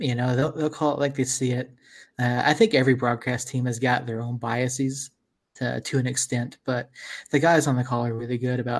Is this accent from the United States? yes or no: yes; Georgia, United States; I'm from Georgia.